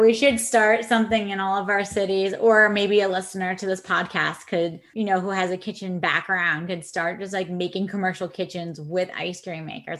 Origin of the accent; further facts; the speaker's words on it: Bridgeport, Connecticut, United States; I grew up in Bridgeport, Connecticut, and like you know, I walked a mile to my local shop